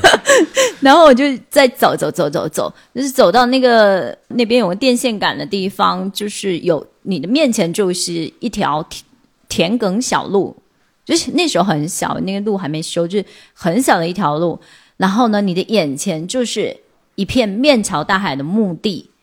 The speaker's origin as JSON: {"language": "Chinese", "country": "China", "tie": "born or raised there", "also_born_or_lived": "Xiamen", "moved": "as an adult", "lives_now": "Quanzhou, China", "said": "我从小就是在这个半岛小镇长大，然后我们半岛小镇就是自然景观真的是非常漂亮，山面环海，然后有田野，有山坡"}